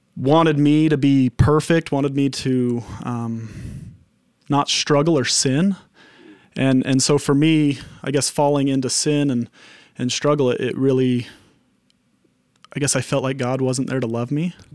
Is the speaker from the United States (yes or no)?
yes; Henefer, Utah, United States; I was in Hennifer.